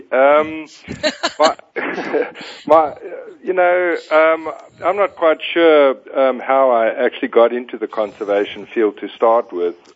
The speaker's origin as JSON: {"language": "English", "region": "Northern Province", "country": "Zambia", "tie": "born or raised there", "said": "probably the most influential part in my life was growing up in Zambia, in northern Zambia. Um, I spent a good part of my formative years in the Bangweulu swamps."}